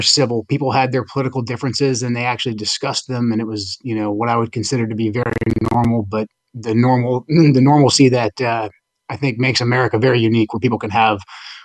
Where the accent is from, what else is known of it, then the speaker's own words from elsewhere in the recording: Portland, Oregon, United States; growing up in the 80s and the 90s, Portland, Oregon was a small growing city